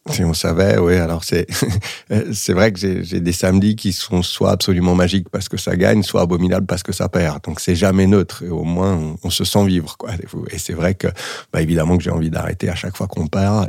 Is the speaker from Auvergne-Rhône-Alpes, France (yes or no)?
yes; Saint-Étienne, Auvergne-Rhône-Alpes, France; now in Lyon, France; J'ai grandi et joué au foot à Saint-Etienne.